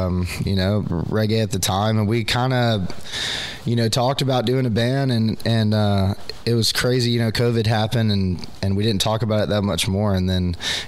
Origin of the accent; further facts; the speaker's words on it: Dahlonega, Georgia, United States; I'm from Dahlonega, Georgia originally, so I'm the mountain hippie guy.